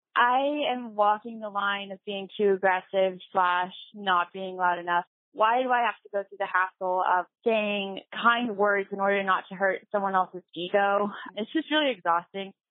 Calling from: Pullman, Washington, United States; I am calling from Washington State University.

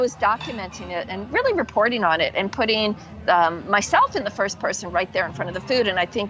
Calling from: Umbria, Italy; I'm speaking here from Umbria, my house in Italy, in the countryside

